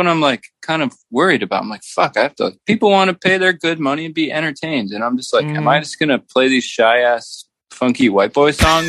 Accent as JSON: {"language": "English", "region": "North Carolina", "country": "United States", "tie": "born or raised there", "also_born_or_lived": "Brooklyn, New York", "moved": "as an adult", "said": "I grew up in North Carolina, but I did my time in Brooklyn."}